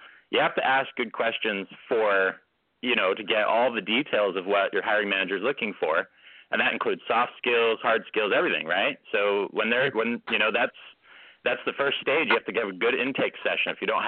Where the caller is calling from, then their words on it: California, United States; I'm actually calling from California today.